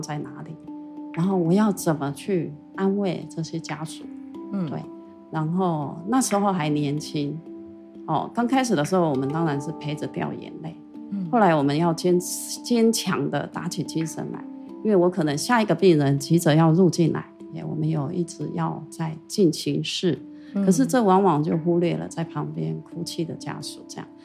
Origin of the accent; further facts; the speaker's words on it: Taitung, Taitung County, Taiwan; moved away as an adult; also born or lived in Taipei; 台东它其实本来就是我的故乡